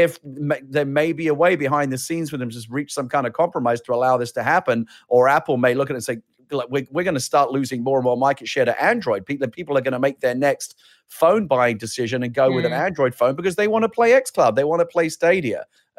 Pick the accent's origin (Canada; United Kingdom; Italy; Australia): United Kingdom; I'm British